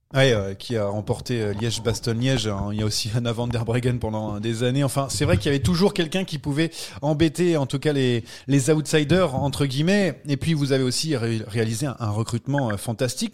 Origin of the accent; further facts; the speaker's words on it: France; quand on est Français